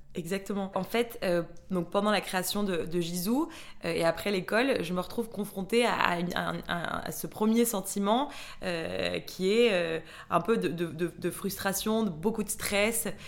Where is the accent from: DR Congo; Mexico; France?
Mexico; moved away; j'ai grandi au Mexique